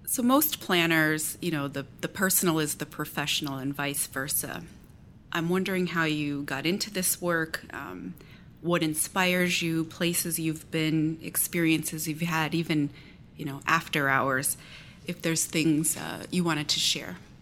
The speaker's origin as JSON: {"language": "English", "town": "Galesburg", "region": "Illinois", "country": "United States", "tie": "born or raised there", "said": "my hometown of Galesburg, Illinois"}